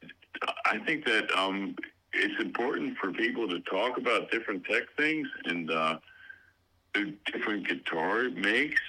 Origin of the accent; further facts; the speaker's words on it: Baltimore, Maryland, United States; I'm from Baltimore